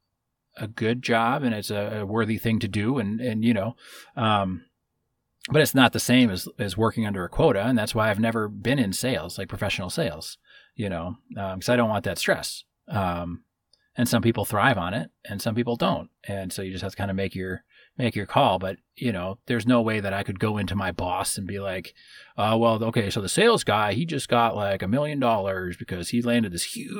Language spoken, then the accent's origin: English; Midwest, United States; Growing up where we grew up in the Midwest